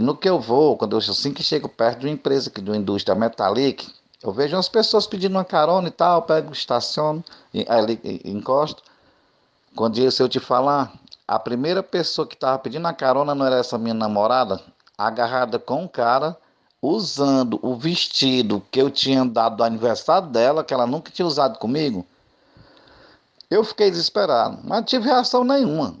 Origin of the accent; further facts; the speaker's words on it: Maracanaú, Ceará, Brazil; sou aqui de Maracanaú